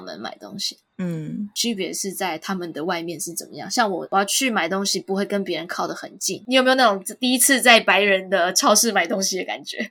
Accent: Taiwan; moved away; 我是台湾人

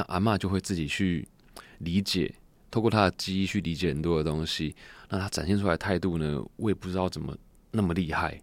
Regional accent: Taichung, Taiwan; 其实我们家在后里已经开了，今年是第七十一年的洗衣店

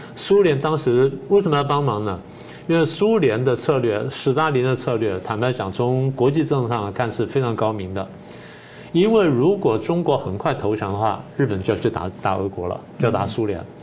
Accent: Taiwan; 我父母亲就这样嗯。因为颠沛流离，然后离开了家乡之后来到台湾，然后，呃，这个我在这边成长了

